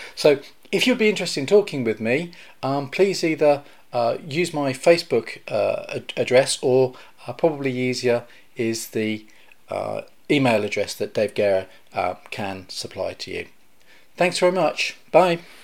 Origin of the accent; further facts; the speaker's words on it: United Kingdom; I'm a British aviation journalist cum historian